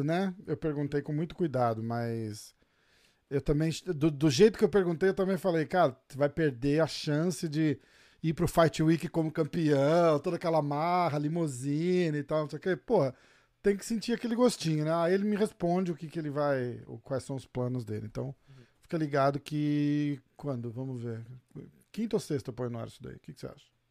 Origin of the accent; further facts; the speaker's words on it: Brazil; a gente é brasileiro